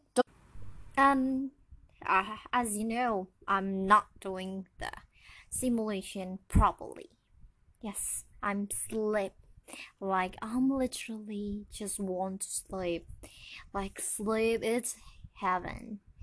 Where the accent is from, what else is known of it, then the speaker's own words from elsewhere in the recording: Indonesia; English is a second language; So it's not my mother tongue. My mother tongue, tongue, tongue. Uh, like I'm Indonesian